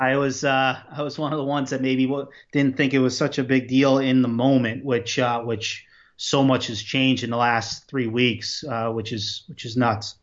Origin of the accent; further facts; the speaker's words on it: Long Island, New York, United States; I grew up on Long Island